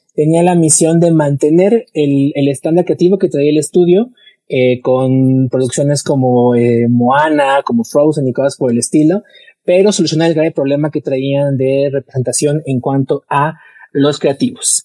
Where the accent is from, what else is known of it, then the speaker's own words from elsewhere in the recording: Mexico; uno como mexicano